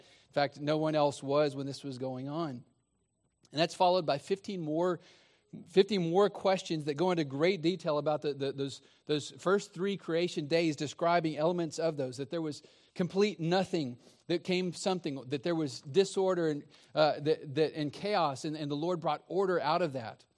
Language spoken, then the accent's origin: English; Texas, United States; I grew up in Texas